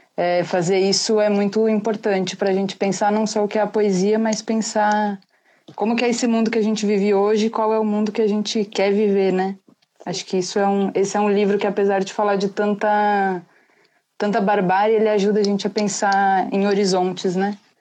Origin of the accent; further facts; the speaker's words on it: São Paulo, Brazil; eu sou de São Paulo